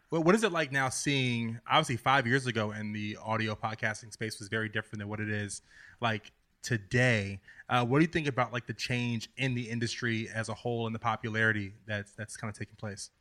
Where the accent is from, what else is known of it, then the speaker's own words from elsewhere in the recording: the South, United States; now in New York City, United States; growing up in the South, I had no Jewish connection